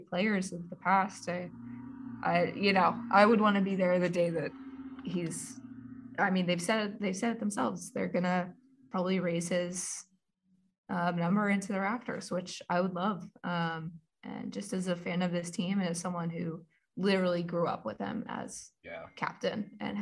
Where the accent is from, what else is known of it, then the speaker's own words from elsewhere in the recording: Philadelphia, Pennsylvania, United States; I'm a Philadelphian.